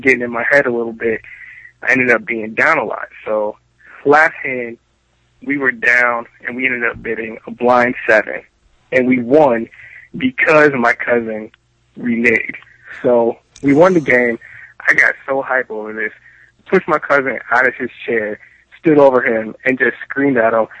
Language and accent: English; Cleveland, Ohio, United States; now in Columbus, United States; I grew up in Cleveland